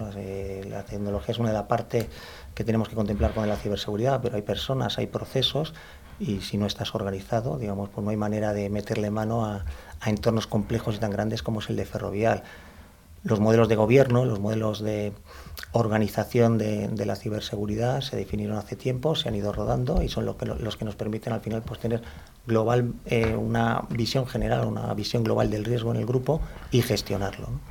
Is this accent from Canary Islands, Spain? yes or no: no; Madrid, Community of Madrid, Spain; soy madrileño de nacimiento, o sea que soy, aunque tengo mis orígenes en Andalucía, por los cuatro costados, pero soy madrileño, madrileño